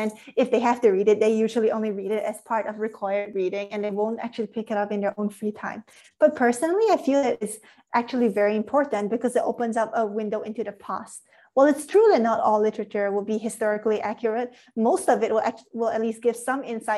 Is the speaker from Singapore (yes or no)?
yes; Singapore; I'm from Singapore